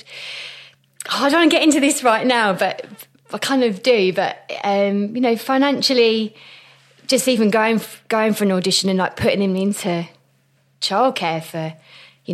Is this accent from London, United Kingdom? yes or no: yes; Croydon, London, United Kingdom; also born or lived in Biggin Hill / Orpington; I grew up in Croydon.